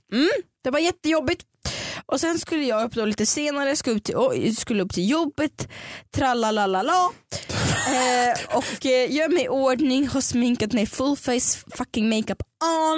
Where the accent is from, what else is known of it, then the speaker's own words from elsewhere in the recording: Stockholm, Stockholm County, Sweden; jag var från Stockholm